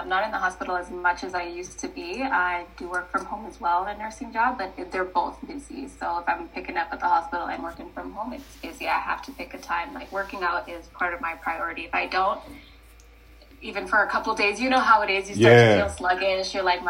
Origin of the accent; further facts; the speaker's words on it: Kenya; born there; moved away; But the way I got up here is I was born back home in Kenya, and my dad came here first as a teaching assistant, I believe, in one of the universities, and we just followed a few years later.